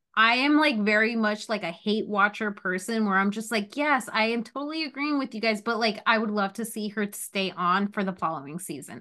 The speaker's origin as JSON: {"language": "English", "region": "New Jersey", "country": "United States", "said": "I am from North Jersey"}